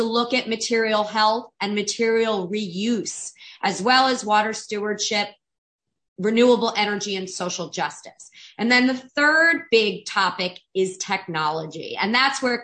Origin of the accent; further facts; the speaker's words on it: South Florida, United States; I grew up in South Florida